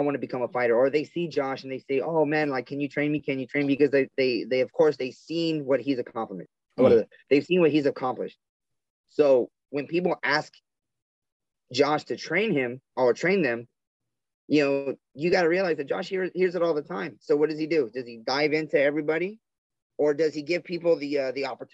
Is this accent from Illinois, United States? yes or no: no; South Gate, California, United States; I'm from Southgate, California, which is like obviously south